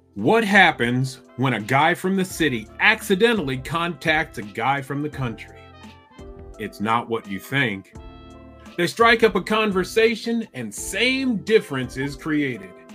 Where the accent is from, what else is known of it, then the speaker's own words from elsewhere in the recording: Iowa City, Iowa, United States; I grew up in Iowa City, which is almost four hours due north of St. Louis